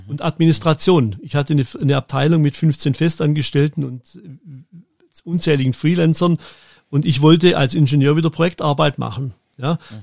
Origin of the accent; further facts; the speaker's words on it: Germany; moved away as an adult; also born or lived in Switzerland; ich bin dann als Deutscher noch in die Schweiz gekommen